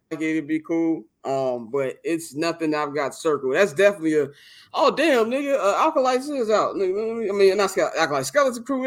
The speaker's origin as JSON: {"language": "English", "town": "Chicago", "region": "Illinois", "country": "United States", "moved": "yes", "lives_now": "Los Angeles, United States", "said": "I'm from Chicago"}